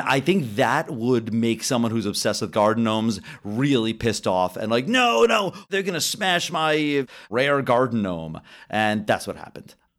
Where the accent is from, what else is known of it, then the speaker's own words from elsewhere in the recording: United States; as an American